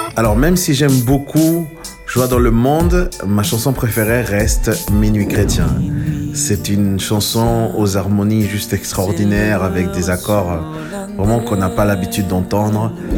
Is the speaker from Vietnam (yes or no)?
no; Chile; moved away; j'ai grandi au Chili